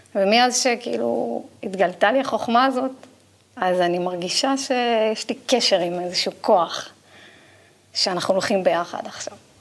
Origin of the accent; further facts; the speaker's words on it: Israel; כי באתי מקיבוץ, גדלתי בקיבוץ